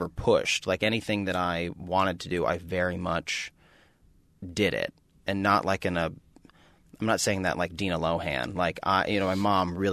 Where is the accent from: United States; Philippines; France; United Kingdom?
United States; Nebraska; moved away as an adult; also born or lived in New York; I moved from Nebraska to go to New York because I had this passion to, you know, to be on Broadway